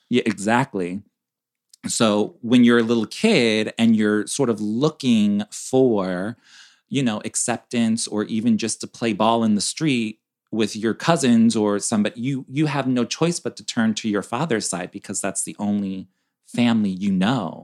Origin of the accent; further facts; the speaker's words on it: Chicago, Illinois, United States; we're from Chicago, so we're up north